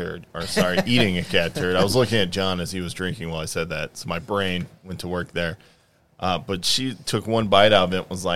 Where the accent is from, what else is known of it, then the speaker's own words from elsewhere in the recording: United States; I'm an American